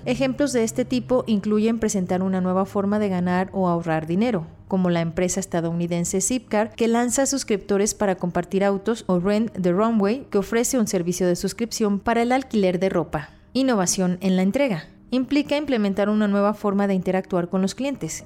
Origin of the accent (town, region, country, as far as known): Mexico